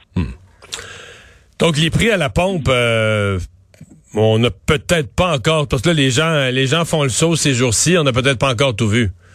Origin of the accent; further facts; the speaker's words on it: Bas-Saint-Laurent, Quebec, Canada; dans mon coin de pays, dans le bas du fleuve